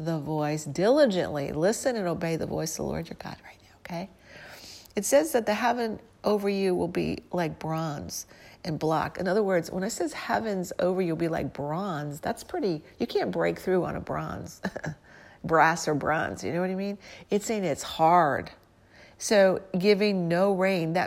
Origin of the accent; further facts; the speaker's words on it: St. Louis, Missouri, United States; I'm from St. Louis